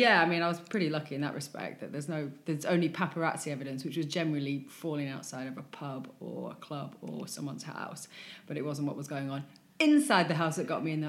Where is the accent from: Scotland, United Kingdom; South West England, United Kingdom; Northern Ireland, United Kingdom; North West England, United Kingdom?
North West England, United Kingdom; Wigan; I mean, I'm from Wigan, you know, and you know, you don't often get that on a Friday night. You know, having said that, being brought up in Wigan and going out in Wigan on a Friday night is still my favourite memories, you know?